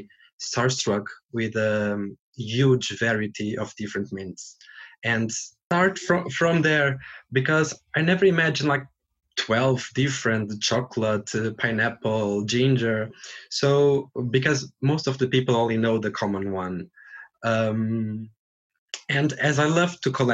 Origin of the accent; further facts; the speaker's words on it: Portugal; now in Dublin, Ireland; I'm from Portugal.